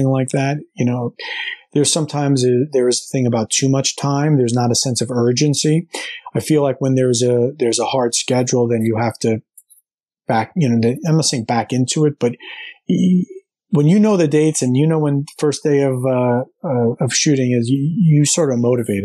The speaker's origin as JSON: {"language": "English", "region": "New Jersey", "country": "United States", "tie": "born or raised there", "said": "living and growing up in New Jersey, right outside New York City"}